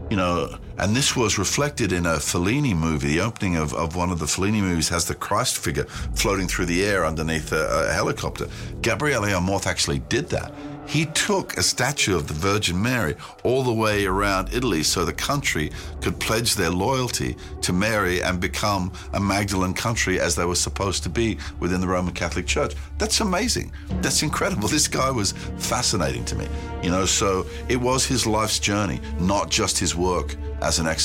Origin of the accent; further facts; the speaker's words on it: New Zealand; born there; I was born in New Zealand, so it seems quite significant to somebody